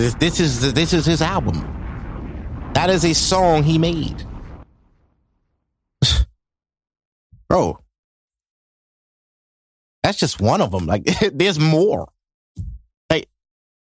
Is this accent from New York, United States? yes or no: yes; New York City, New York, United States; I'm from Brooklyn